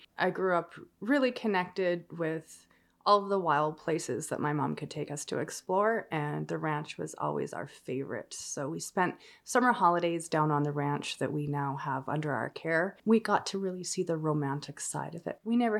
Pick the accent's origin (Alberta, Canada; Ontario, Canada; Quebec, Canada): Alberta, Canada; Calgary; now in Nanton, Canada; I grew up in Calgary, Alberta, but I have roots on a family ranch here by Nanton.